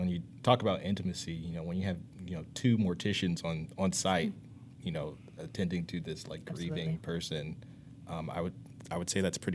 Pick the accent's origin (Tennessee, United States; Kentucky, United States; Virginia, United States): Virginia, United States; Mechanicsville; I grew up in Mechanicsville